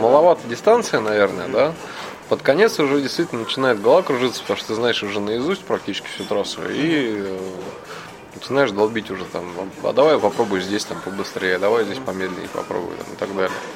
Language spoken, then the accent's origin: Russian; Moscow, Russia; я из Москвы.